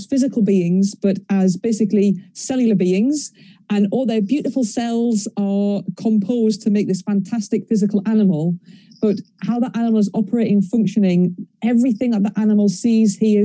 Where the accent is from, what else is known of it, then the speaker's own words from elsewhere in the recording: North East England, United Kingdom; So I'm from Northeast England, so really, really, really far up the Northeast of England